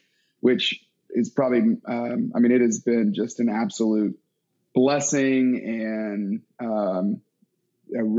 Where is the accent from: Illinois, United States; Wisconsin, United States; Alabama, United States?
Alabama, United States; Tuscaloosa; moved away as an adult; also born or lived in Atlanta, Georgia / Dallas, Texas; I grew up in Alabama, Tuscaloosa